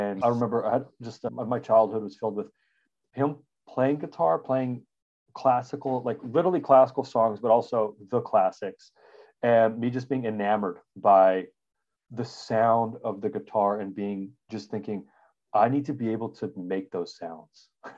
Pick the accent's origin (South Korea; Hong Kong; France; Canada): Canada; Regina, Saskatchewan; I grew up in, so I'm a Canadian. We grew up in Regina, Saskatchewan. It's a real place. I'm not making it up. It's a prairie town, and it gets crazy hot and crazy cold.